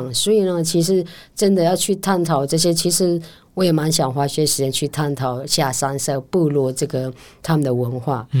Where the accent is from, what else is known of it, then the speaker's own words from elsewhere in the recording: Taromak, Taitung County, Taiwan; 那其实我觉得我们六个方言，我就是其实，在台东那个达鲁马克，嗯，还有大武卢凯。